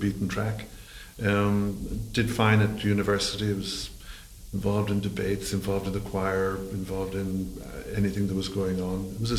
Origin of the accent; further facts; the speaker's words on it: Sligo, Connacht, Ireland; moved away as an adult; also born or lived in Galway / England / Brussels / China; now in Australia; So I am Irish, and no credit for those who've worked that out already. So I was born on the west coast of Ireland in mm-hmm. Sligo. Went to school there.